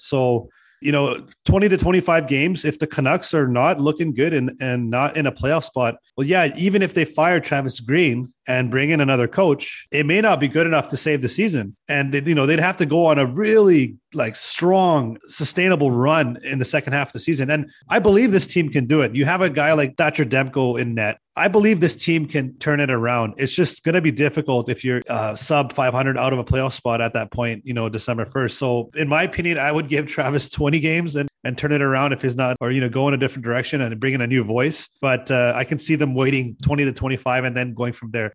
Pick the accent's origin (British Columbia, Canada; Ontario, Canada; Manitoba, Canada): British Columbia, Canada; Vancouver; Born and raised in South Vancouver